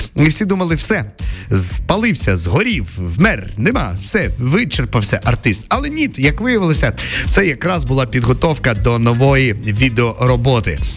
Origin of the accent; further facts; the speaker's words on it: Myrhorod, Poltava Oblast, Ukraine; в моєму рідному Миргороді